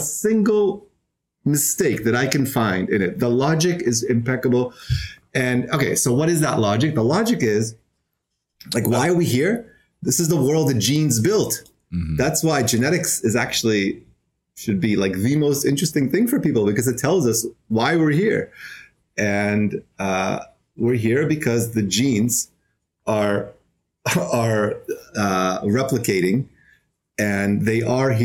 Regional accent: Israel; moved away as an adult; now in New York City, United States; I'm originally from Israel. I've been in New York City for almost 6 years

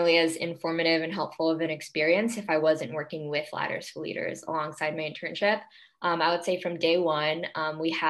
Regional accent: New York, United States; I'm originally from New York and have been here my whole life

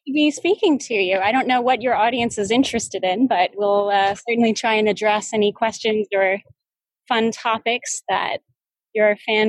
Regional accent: Texas, United States; also born or lived in Florida / Missouri; growing up in deep red state Texas, growing up in the South, growing up in Florida, growing up in Missouri.

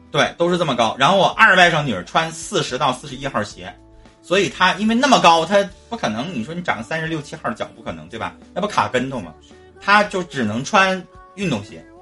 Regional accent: Harbin, Heilongjiang, China; 我是哈尔滨的

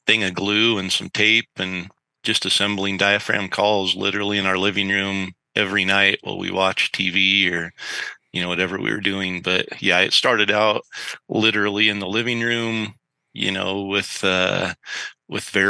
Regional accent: north central Idaho, United States; I grew up in a tiny little logging community in kind of north central Idaho.

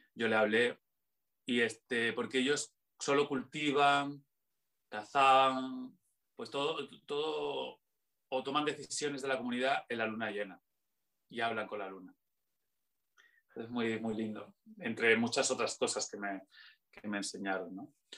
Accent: Extremadura, Spain; now in Madrid, Spain; yo soy de esas ciudades yo soy extremeño

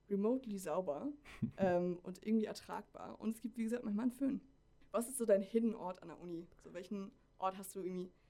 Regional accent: Flensburg, Schleswig-Holstein, Germany; Ja, ich komme äh, aus Flensburg, was nicht die nördlichste Stadt Deutschlands ist, sondern das ist auf Sylt. Aber die nördlichste kreisfreie Stadt Deutschlands.

